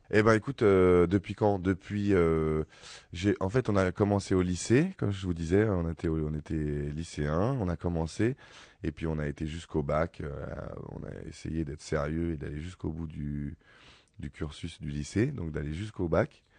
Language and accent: French; Ivry-sur-Seine, Île-de-France, France; moi je suis né à Ivry, j'ai grandi à Ivry